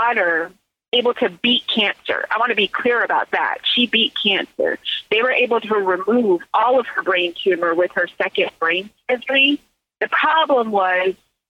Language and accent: English; Silicon Valley, California, United States; also born or lived in Mississippi; I grew up in Silicon Valley